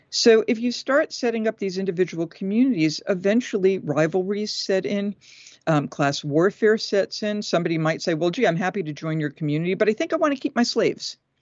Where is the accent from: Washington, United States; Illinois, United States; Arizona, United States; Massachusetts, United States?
Massachusetts, United States; moved away as an adult; also born or lived in Tennessee; I'm from Massachusetts. We're, you know, when we're from New England, we kinda say what we think